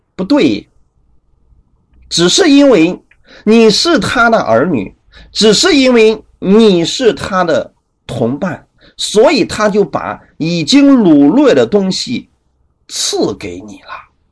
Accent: China; 我们中国人

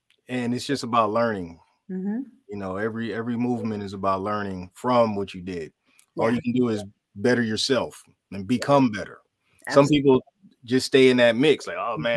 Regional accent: Philadelphia, Pennsylvania, United States; it was right in my hometown

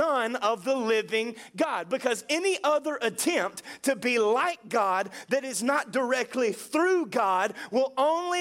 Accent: United States; I was born in the USA, I am a citizen of America

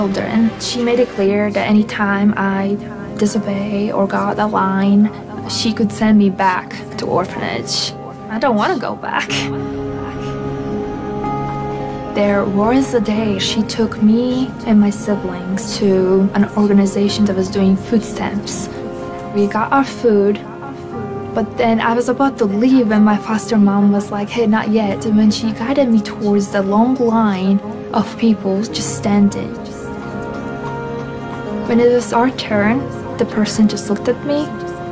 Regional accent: Latvia; I'm from Latvia.

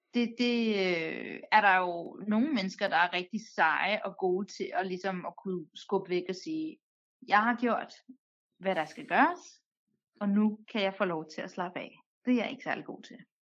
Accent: Denmark; jeg er født og opvokset i Danmark

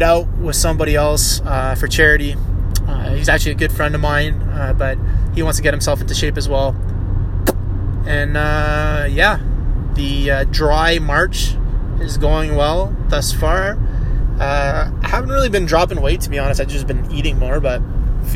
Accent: Cornwall, Ontario, Canada; Cornwall, my hometown

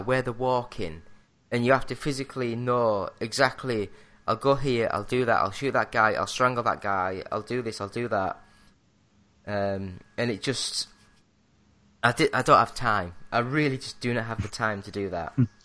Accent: England, United Kingdom; I'm English

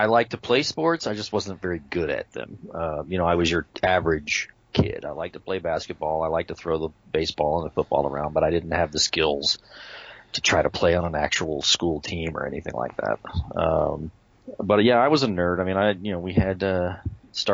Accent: Tampa, Florida, United States; also born or lived in Camp Lejeune, North Carolina / Honolulu, Hawaii / New York; I was born and raised in Tampa, Florida, but I was a military brat, so we moved around a lot when I was very young

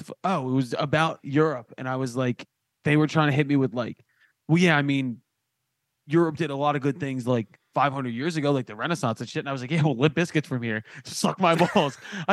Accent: United States; I am fucking American as hell.

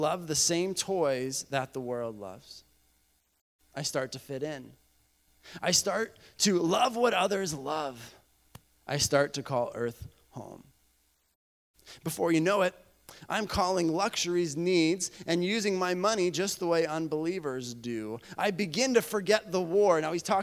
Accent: Bolivia; I grew up in Bolivia, South America.

